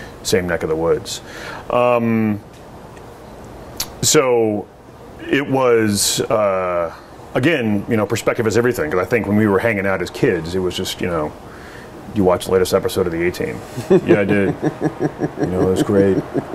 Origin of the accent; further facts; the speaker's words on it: Dayton, Oregon, United States; high school senior growing up in Dayton, Oregon